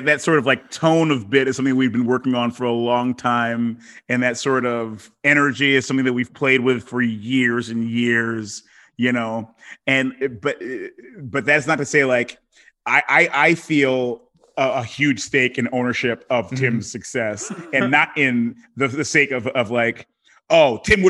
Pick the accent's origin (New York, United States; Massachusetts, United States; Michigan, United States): Michigan, United States; Detroit; also born or lived in Africa; from having my perspective be of growing up in Detroit, but then also in Africa.